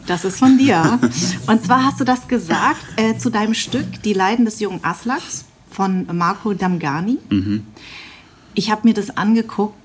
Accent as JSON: {"language": "German", "town": "Darmstadt", "region": "Hesse", "country": "Germany", "tie": "born or raised there", "said": "ich bin in Darmstadt äh, groß geworden"}